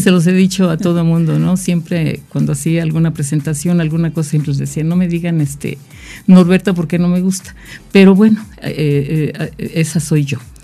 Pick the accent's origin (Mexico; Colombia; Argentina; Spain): Mexico; Jojutla, Morelos; soy de Jojutla, Morelos.